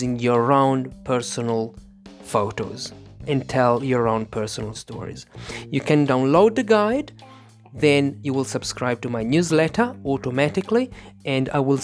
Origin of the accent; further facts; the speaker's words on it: Italy; English is a second language; I am an English teacher from Italy